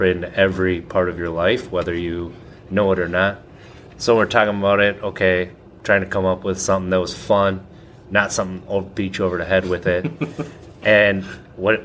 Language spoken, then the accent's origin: English; Wisconsin, United States; I grew up in Wisconsin